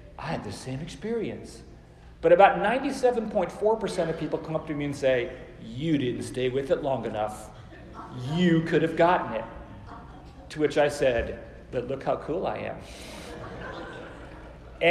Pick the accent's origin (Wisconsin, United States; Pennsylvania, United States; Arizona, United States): Arizona, United States; Phoenix; moved away as an adult; also born or lived in Oklahoma City; I came home from Oklahoma Christian to my ancestral home in Phoenix, Arizona